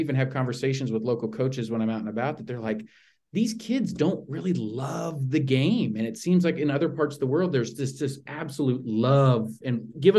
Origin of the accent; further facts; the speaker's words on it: Argentina; thinking about growing up in Argentina, playing soccer there